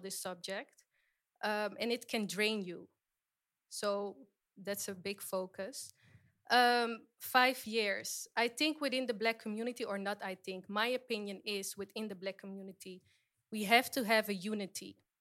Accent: Suriname; I am from Suriname, that is in South America.

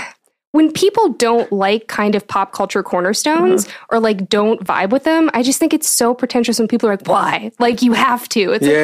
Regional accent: Athens, Ohio, United States; I grew up in Athens.

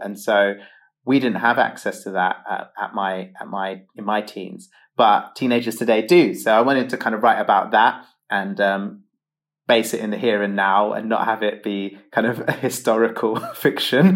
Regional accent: London, United Kingdom; I have been a mixed race gay teenager growing up in London

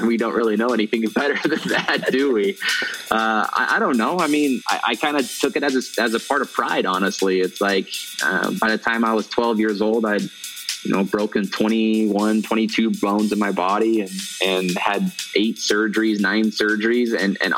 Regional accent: Utah, United States; I grew up here in the States, in Utah

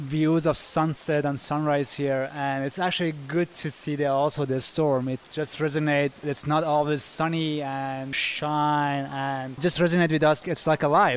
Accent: Shiraz, Fars, Iran; now in Washington, D.C., United States; I grew up in Iran, the country known as Northern Iran, and the back days was Persia, part of Persian Empire. I am from Shiraz.

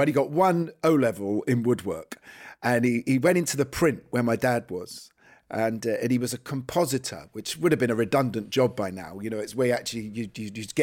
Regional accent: London, United Kingdom; local working class kids in Islington where I grew up.

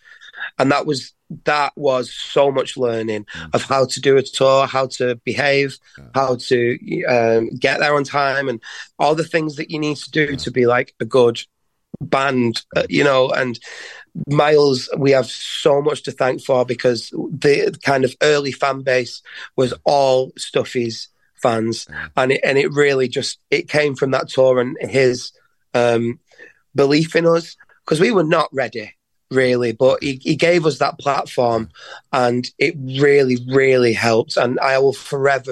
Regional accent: Leigh, North West England, United Kingdom; the town we're from, Lee

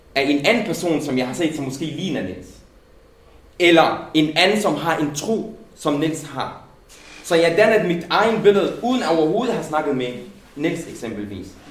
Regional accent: Denmark; jeg er nærmest født i Danmark, øh, fået min gymnasielle uddannelse og min folkeskole og mit universitetsuddannelse på danske folkeskoler og gymnasier

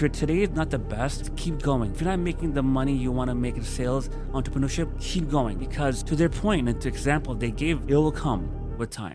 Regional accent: New York, United States; now in Miami, United States; born and raised in New York

